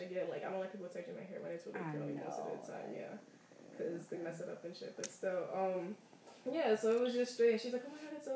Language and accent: English; New York, United States; I'm from New York